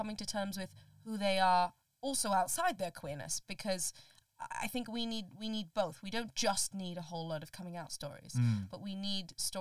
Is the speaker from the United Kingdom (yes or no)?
no; Colombo, Western Province, Sri Lanka; moved away; I grew up in Colombo in Sri Lanka